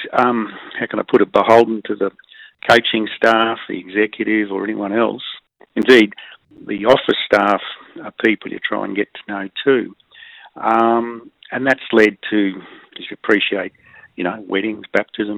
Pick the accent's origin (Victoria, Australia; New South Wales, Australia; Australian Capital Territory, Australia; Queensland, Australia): Australian Capital Territory, Australia; Canberra; also born or lived in New Zealand; Growing up in Canberra in the 60s